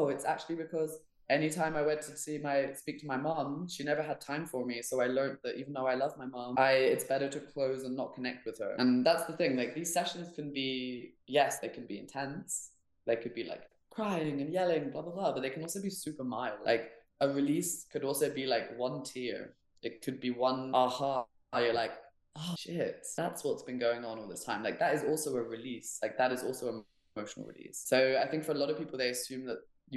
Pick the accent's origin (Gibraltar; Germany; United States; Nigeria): Germany; Hamburg; moved away; also born or lived in England; I grew up in Germany